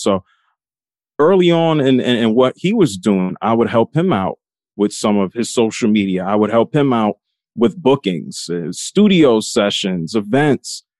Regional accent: New York City, New York, United States; I grew up in the North Bronx in New York City.

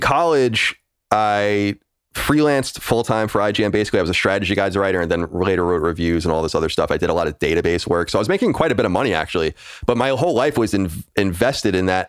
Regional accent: Long Island, New York, United States; I'm born and raised on Long Island, New York

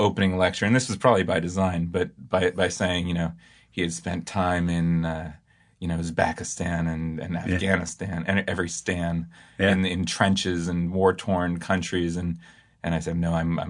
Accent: Berkeley, California, United States; I grew up in Berkeley, California. One of four children to my parents, who are hippies, as one is.

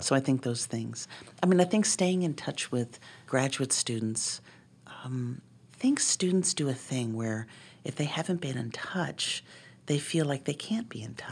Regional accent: Boston, Massachusetts, United States; now in Montana, United States; I grew up in Boston.

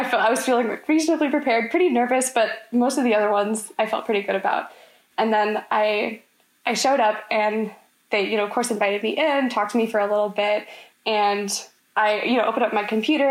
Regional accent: Orlando, Florida, United States; I'm a junior from Orlando

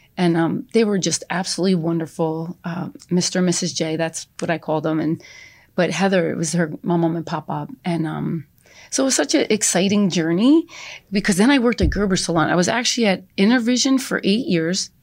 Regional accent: East Brunswick, New Jersey, United States; I was born and raised in East Brunswick

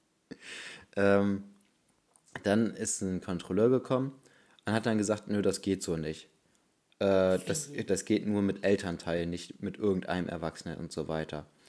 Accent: Bremen, Germany; bei uns in Bremen

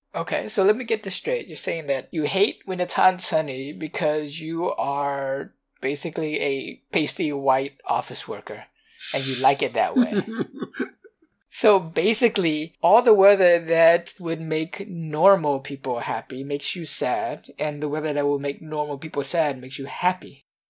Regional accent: Louisiana, United States; I grew up in Louisiana

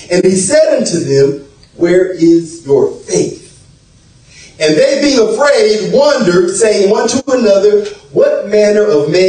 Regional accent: South Florida, United States; Now, myself, I'm from South Florida. I'm from South Florida

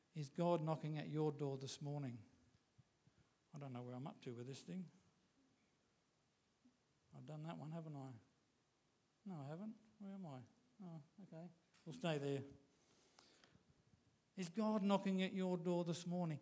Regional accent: Queensland, Australia; us Australians or Queenslanders

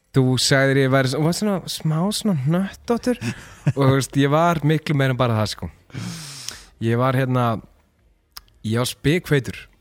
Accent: Mosfellsbær, Capital Region, Iceland; Ég er úr Mosó

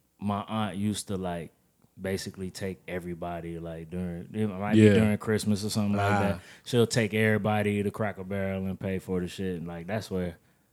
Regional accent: North Carolina, United States; I come from North Carolina

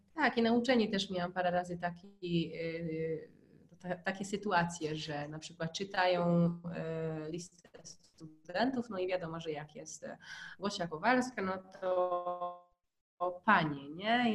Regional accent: Hungary; Polish is a second language; now in Poland; jak po raz pierwszy był u nas na Węgrzech, e, to spędził z nami właśnie cztery dni w domu naszych, moich rodziców

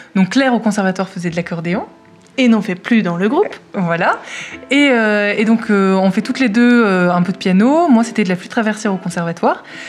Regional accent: Clermont-Ferrand, Auvergne-Rhône-Alpes, France; nous sommes deux sœurs, nous venons de Clermont-Ferrand

